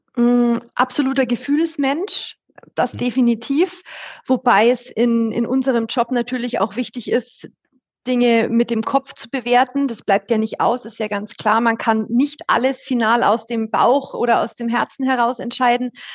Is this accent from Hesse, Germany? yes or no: no; Bayreuth, Bavaria, Germany; accent: Franconian; ich bin auch in der Nähe von Bayreuth aufgewachsen